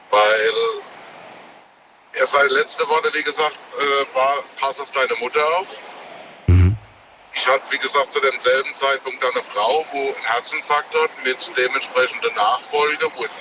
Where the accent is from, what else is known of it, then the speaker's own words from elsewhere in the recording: Worms, Rhineland-Palatinate, Germany; Aus Worms.